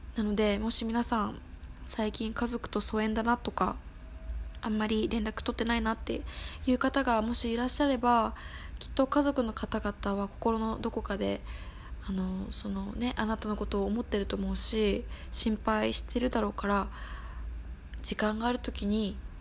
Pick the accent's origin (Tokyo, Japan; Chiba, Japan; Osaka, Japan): Tokyo, Japan; 私は東京都出身なので、まあ、東側ですね関東エリアにいまして